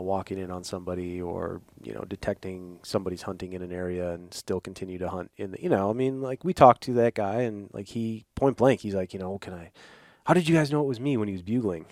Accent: Midwest, United States; growing up in the Midwest

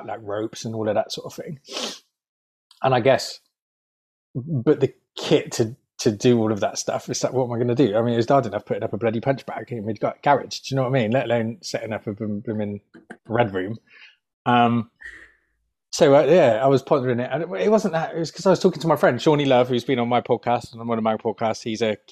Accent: United Kingdom; we're British

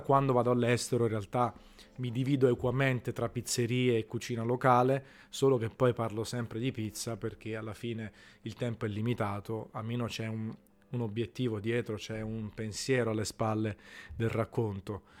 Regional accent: Naples, Campania, Italy; la pizza che mangiavo da piccolo a Napoli

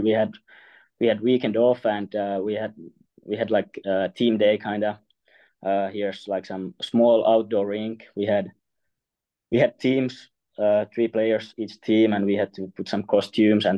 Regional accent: Vaasa, Ostrobothnia, Finland; English is a second language; moved away; it's my hometown team.

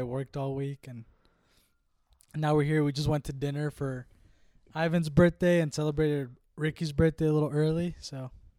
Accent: Caldwell, United States; I'm almost 22. Yeah, Libra season, cuddling season. But yeah, I'm from Caldwell.

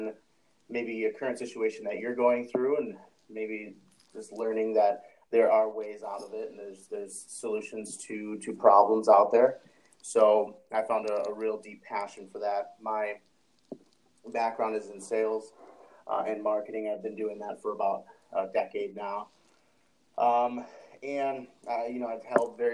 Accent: Chicago, Illinois, United States; moved away as an adult; I'm from Chicago, Illinois. I was raised on the city's south side.

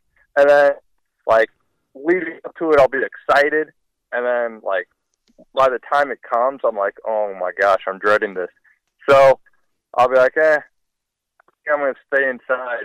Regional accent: St. Louis, Missouri, United States; I'm from St. Louis, born and raised

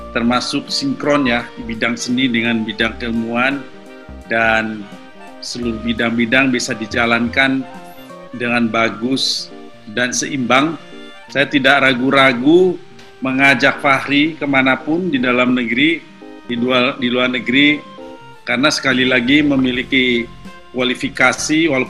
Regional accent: Bandung, West Java, Indonesia; saya sebetulnya dari kecil yang saya kenal adalah alat musik tradisional khususnya Sunda karena saya lahir di Bandung dan lokasi kediaman keluarga kami itu persis berada di bawah eh di belakang dari sebuah kampus seni

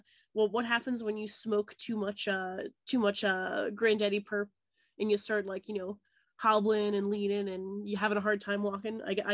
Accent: Maryville, Tennessee, United States; moved away; also born or lived in Salem, New Hampshire / Massachusetts; and then Tennessee for 15 years

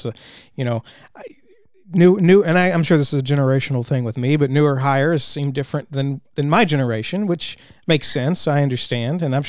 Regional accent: Texas, United States

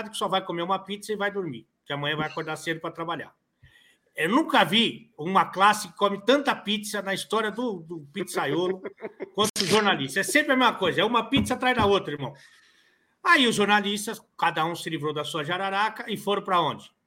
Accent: São Paulo, Brazil; Nós estamos numa turma, somos de São Paulo

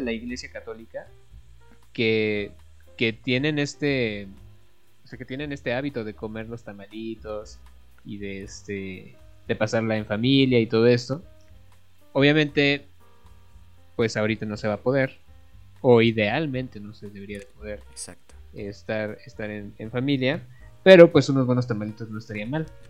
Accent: Mexico; nosotros como mexicanos tenemos todavía este festejo

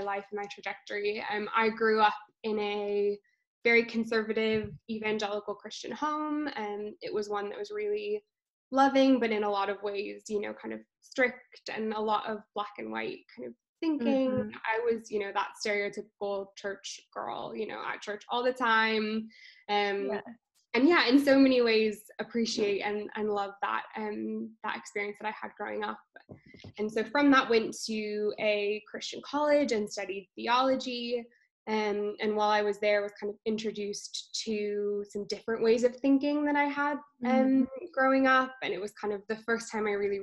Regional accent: California, United States; moved away as an adult; now in London, United Kingdom; I'm originally from California, but I've been living in London for the last 5 years.

